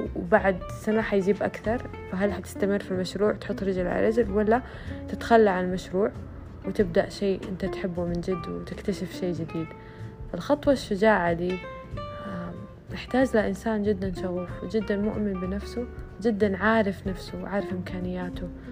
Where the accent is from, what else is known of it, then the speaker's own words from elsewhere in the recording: Saudi Arabia; عندنا في السعودية